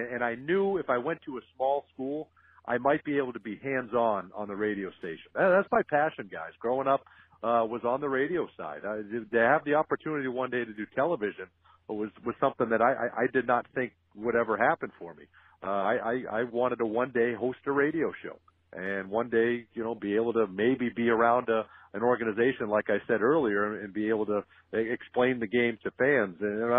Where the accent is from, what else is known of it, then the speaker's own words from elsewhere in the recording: Woburn, Massachusetts, United States; also born or lived in upstate New York; He's from the same town that I was from Woburn, Massachusetts, and so I grew up listening to him on the radio.